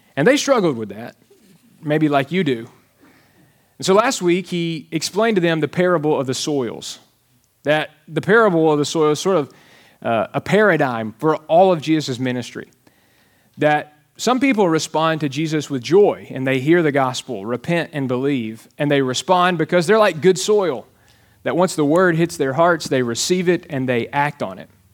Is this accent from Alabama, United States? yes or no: yes; Alabama, United States; now in Texas, United States; I am from Alabama and, uh, grew up wearing shoes and reading and things like that.